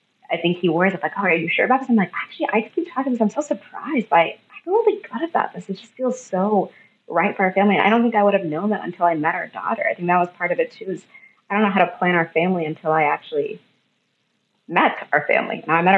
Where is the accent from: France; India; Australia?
India; so I'm Indian and my husband is white.